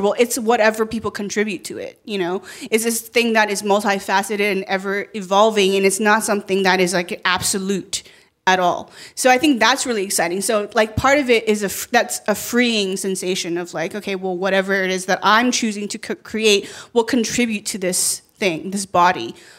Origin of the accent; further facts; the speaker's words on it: Canada; moved away as an adult; also born or lived in China; now in United States; being a first generation immigrant from China and I grew up in Canada and then living here